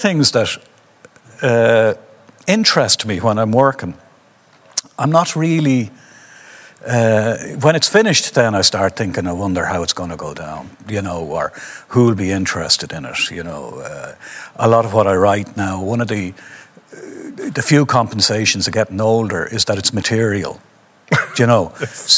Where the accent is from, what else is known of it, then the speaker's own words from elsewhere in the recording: Dublin, Leinster, Ireland; most of my life I've considered myself a Dubliner who happens to be Irish